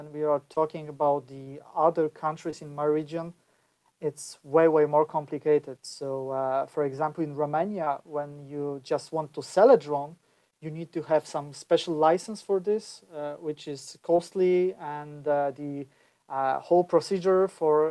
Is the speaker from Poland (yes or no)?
yes; Poland; I'm from Poland